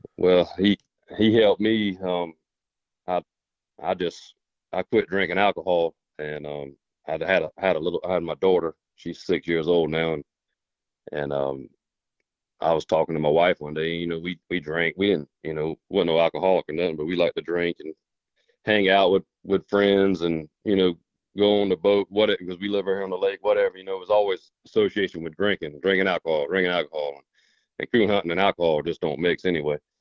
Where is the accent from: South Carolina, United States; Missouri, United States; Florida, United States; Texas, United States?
South Carolina, United States; I'm from South Carolina